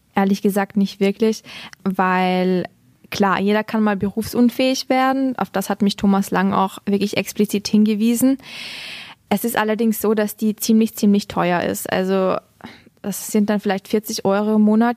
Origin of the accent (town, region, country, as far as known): Austria